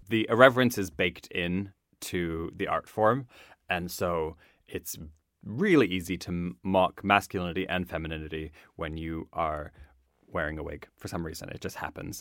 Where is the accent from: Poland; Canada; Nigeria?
Canada; Nova Scotia; moved away; I grew up in Nova Scotia